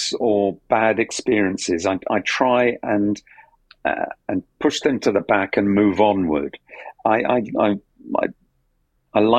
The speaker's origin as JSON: {"language": "English", "region": "London", "country": "United Kingdom", "tie": "born or raised there", "said": "I'm from South London"}